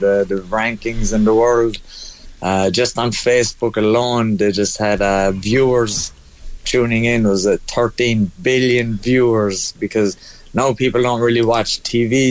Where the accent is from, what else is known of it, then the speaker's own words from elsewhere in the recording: Ireland; we're the Irish